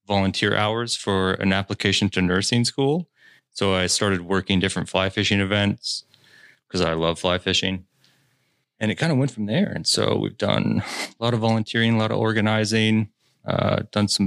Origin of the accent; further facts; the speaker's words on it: Red Wing, Minnesota, United States; now in Minneapolis, United States; I actually grew up in Red Wing, but I live in Minneapolis now.